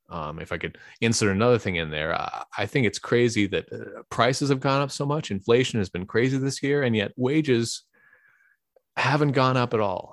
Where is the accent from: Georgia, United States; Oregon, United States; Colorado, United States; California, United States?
California, United States; Bay Area; also born or lived in Livermore / San Carlos / Pasadena; now in San Francisco, United States; I grew up in the Bay Area